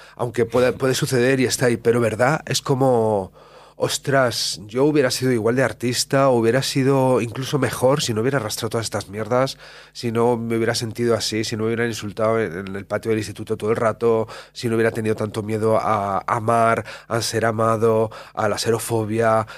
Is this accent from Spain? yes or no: yes; La Cistérniga, Castile and León, Spain; yo soy de pueblo de Valladolid, de la Cisterniga